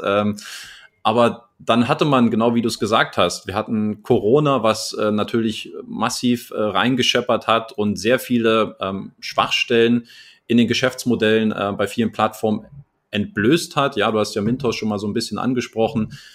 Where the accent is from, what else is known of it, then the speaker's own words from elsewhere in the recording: Germany; now in Crete, Greece; als Deutscher